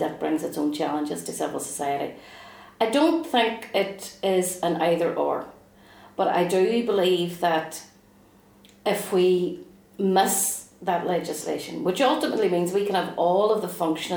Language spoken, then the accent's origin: English; Derry, Northern Ireland, United Kingdom; as a Republican growing up in the Bogside